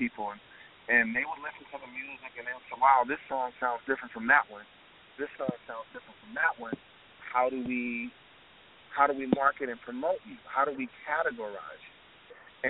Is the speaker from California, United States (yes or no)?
yes; California, United States; also born or lived in Atlanta, Georgia; Today, I'm in Atlanta, Georgia, but we're all from California.